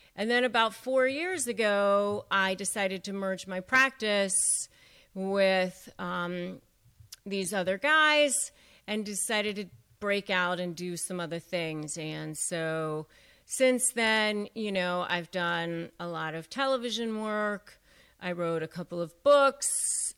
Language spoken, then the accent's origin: English; McLean, Virginia, United States; growing up outside of Washington, D C and McLean, Virginia